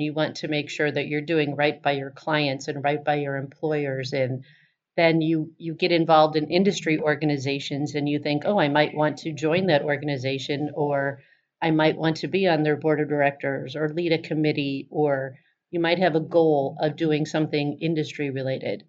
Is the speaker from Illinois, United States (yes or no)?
yes; Chicago, Illinois, United States; I was from Chicago